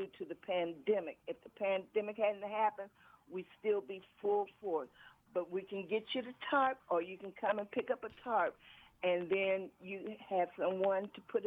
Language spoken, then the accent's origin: English; Chicago, Illinois, United States; moved away as an adult; now in US Virgin Islands; I'm originally from Chicago, Illinois. I came here in the year of 2000.